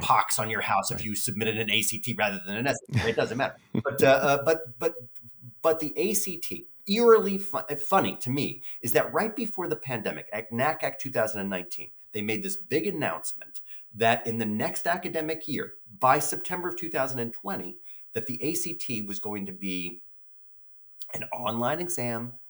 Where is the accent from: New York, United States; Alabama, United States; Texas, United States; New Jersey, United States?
New York, United States; New York City; I grew up in the Bronx